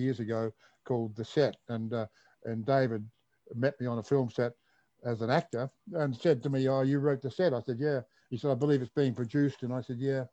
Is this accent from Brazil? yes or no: no; Adelaide, South Australia, Australia; moved away; I come from Adelaide originally